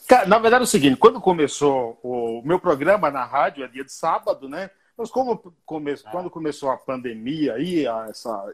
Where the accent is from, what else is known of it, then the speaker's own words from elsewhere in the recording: Bahia, Brazil; now in São Paulo, Brazil; Eu sou baiano